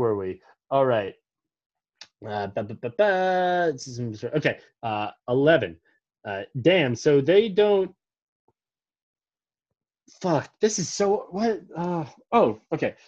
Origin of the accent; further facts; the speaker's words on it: Montgomery County, Maryland, United States; we grew up in Montgomery County. It's a pretty Greek area